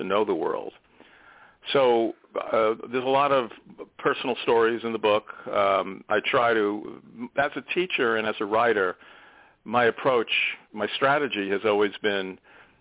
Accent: South Shore of Long Island, New York, United States; I grew up on the South Shore of Long Island

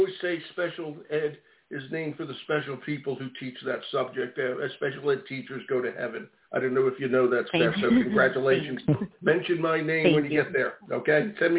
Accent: Philadelphia, Pennsylvania, United States; now in Maine, United States; I'm from Philadelphia, the other side of the state.

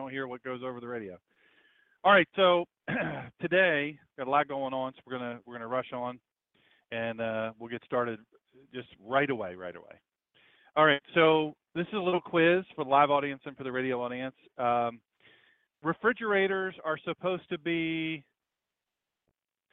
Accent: Sussex County, Delaware, United States; I grew up in Sussex County, Delaware, with Dewey Beach and Bethany Beach and Rehoboth Beach

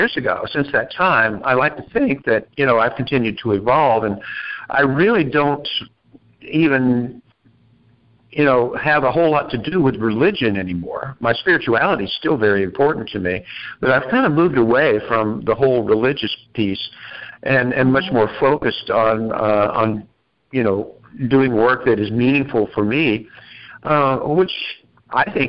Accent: Orlando, Florida, United States; moved away as an adult; also born or lived in Asheville, North Carolina / Apple Valley, Minnesota; now in Chicago, United States; I was born in Asheville, North Carolina, and grew up in Orlando, Florida, actually, but moved to Minneapolis in my 20s and lived there for a long time before I moved to Chicago

